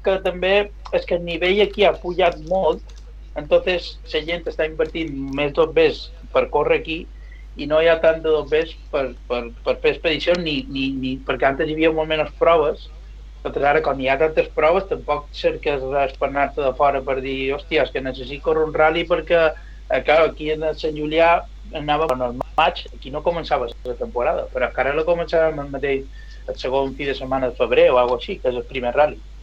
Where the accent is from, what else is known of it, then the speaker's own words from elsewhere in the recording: Mallorca, Balearic Islands, Spain; som d'aquí de Mallorca, vaig nascut aquí